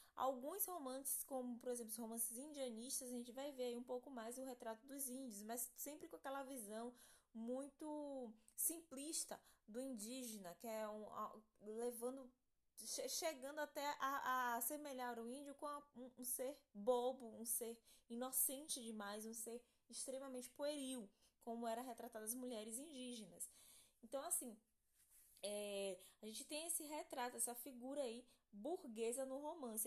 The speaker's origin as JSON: {"language": "Portuguese", "country": "Brazil", "said": "a gente vive um pouquinho dessa, dessa influência europeia no nosso país"}